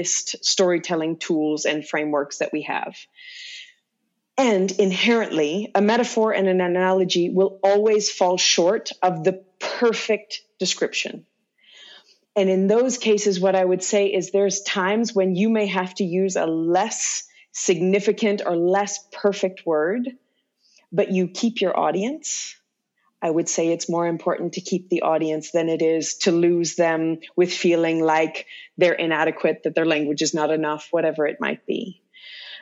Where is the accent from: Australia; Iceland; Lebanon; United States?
United States; Louisiana; first language English; moved away; where I grew up in Louisiana